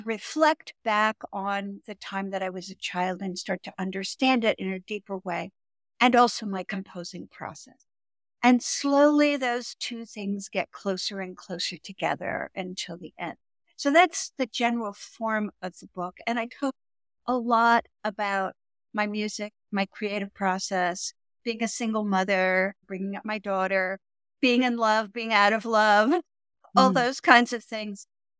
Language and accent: English; Malmö, Skåne, Sweden; also born or lived in Stockholm; I was born in Sweden, in Stockholm, and then I was placed when I was 6 months old in a foster care down at the tip of Sweden in Malmö with a family.